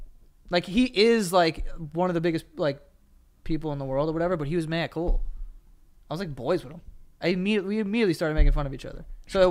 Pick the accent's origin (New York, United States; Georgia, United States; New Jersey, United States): New York, United States; because we're from New York.